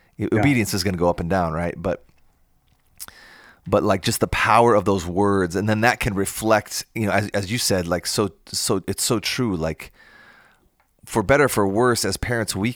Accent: Iowa, United States; now in Madison, United States; I'm from Iowa

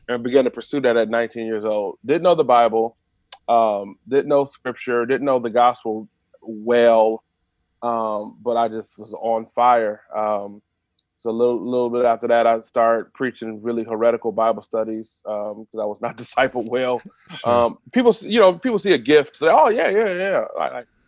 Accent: Detroit, Michigan, United States; I grew up in I grew up in Detroit. Went to Detroit Public Schools.

